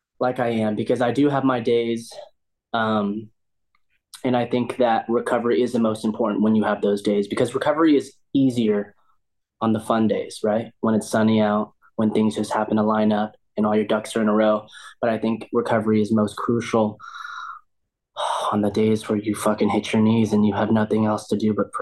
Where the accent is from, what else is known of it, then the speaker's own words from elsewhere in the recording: Southern California, United States; also born or lived in Huntington Beach; I grew up in SoCal, so I grew up skating and surfing my whole life.